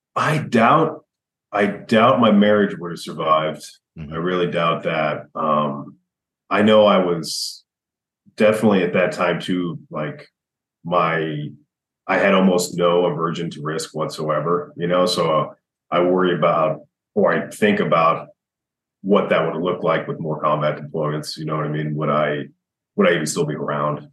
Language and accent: English; United States; growing up in America